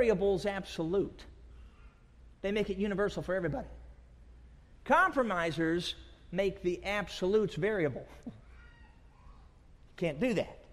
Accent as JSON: {"language": "English", "town": "Durango", "region": "Colorado", "country": "United States", "tie": "born or raised there", "moved": "yes", "said": "I was born down in Durango"}